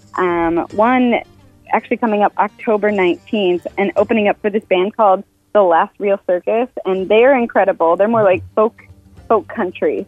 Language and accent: English; Fargo, North Dakota, United States; now in Nashville, United States; I'm from Fargo, and I grew up in Fargo